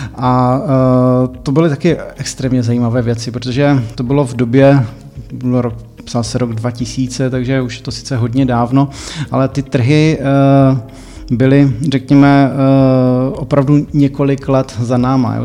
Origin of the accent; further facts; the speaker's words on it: Czechia; něco podobného mi tady doma chybí, tak jsem si to vlastně přivezl sem do Čech